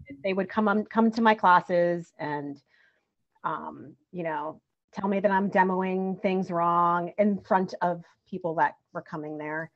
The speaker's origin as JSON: {"language": "English", "town": "Bridgeport", "region": "Connecticut", "country": "United States", "tie": "born or raised there", "said": "lived in Bridgeport, Connecticut, till I was 16"}